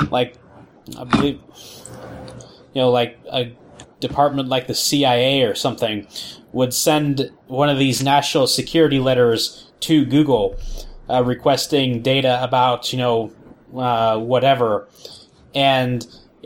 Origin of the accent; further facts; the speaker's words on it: Ohio, United States; moved away; came back from Ohio with gallon milk jugs filled with water from my hometown